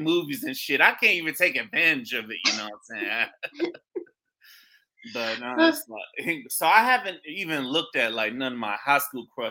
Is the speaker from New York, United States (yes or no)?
no; St. Petersburg, Florida, United States; my hometown, St. Petersburg, Florida